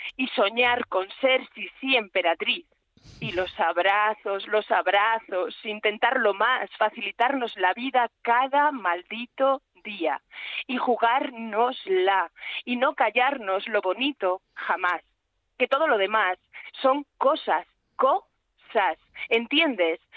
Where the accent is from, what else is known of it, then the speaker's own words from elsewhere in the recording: Calatayud, Aragon, Spain; soy de Calatayud, que es lo de Bilbilitana, soy aragonesa